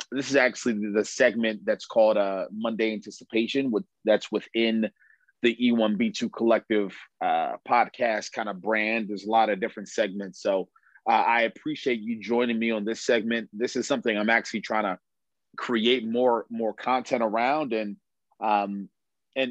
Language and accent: English; Baltimore, Maryland, United States; I'm from Baltimore